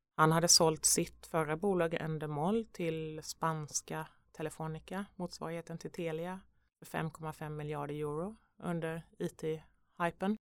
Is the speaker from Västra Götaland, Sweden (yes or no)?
no; Vetlanda, Jönköping County, Sweden; moved away; Vetlanda-posten och mm. där jag är uppvuxen